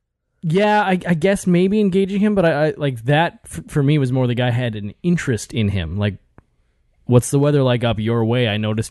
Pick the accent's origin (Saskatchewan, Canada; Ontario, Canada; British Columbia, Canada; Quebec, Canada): Saskatchewan, Canada; moved away; I came from Saskatchewan